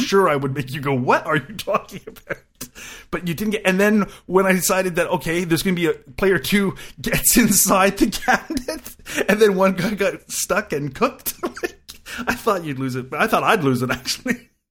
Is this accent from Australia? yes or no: no; Canada; I'm a Canadian and we do like our lefty radio